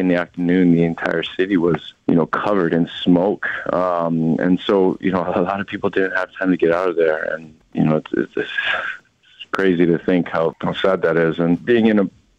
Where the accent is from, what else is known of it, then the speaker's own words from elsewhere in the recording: Oahu, Hawaii, United States; moved away; I grew up on Oahu, a neighboring island.